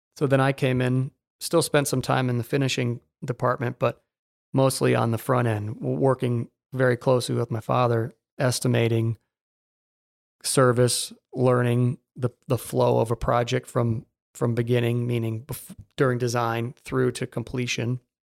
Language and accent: English; Naples, Florida, United States; also born or lived in Jacksonville; growing up here